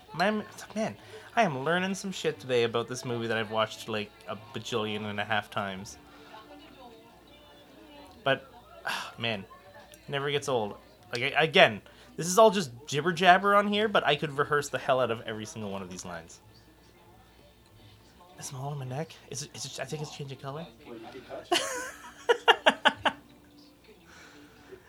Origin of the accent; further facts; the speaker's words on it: Brampton, Ontario, Canada; A lot of Jewish community in Brampton, my hometown